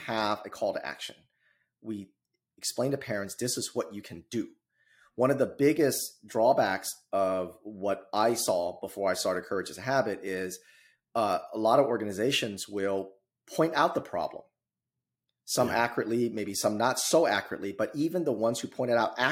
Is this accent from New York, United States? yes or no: no; California, United States; moved away as an adult; now in Midwest, United States; I'm originally from California